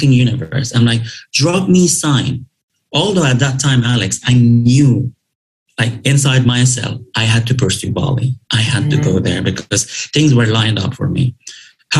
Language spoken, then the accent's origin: English; Dubai, United Arab Emirates; English is a second language; moved away as an adult; I grew up in Dubai